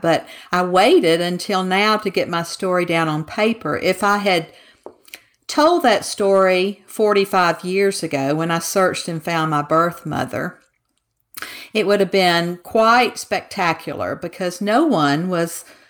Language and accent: English; Mississippi, United States; moved away as an adult; now in Texas, United States; I'm a Southerner, and I grew up in Mississippi and spent 62 years there to now be buried in Texas.